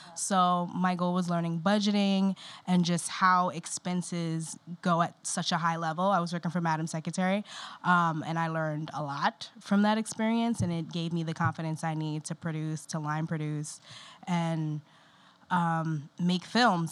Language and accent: English; New York City, New York, United States; being a New Yorker